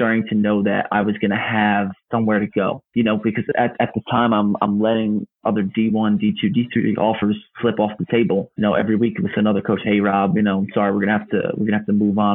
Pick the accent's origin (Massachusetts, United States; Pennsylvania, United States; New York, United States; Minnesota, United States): New York, United States; Garden City; my hometown in Garden City, New York